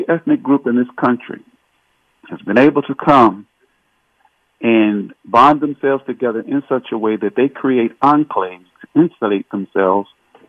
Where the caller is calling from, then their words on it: Holly Springs, Mississippi, United States; I'm calling from Holly Springs, Mississippi